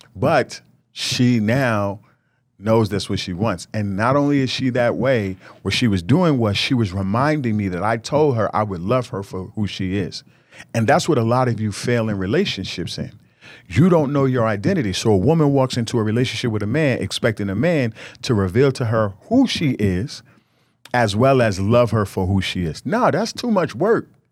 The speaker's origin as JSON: {"language": "English", "region": "New York", "country": "United States", "said": "I was from New York"}